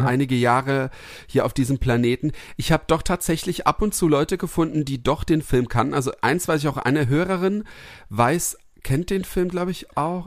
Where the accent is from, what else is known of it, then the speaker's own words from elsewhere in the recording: Heppenheim, Hesse, Germany; neben Heppenheim, dann ähm, ähm, neben meinem Heimat, in meiner Heimatstadt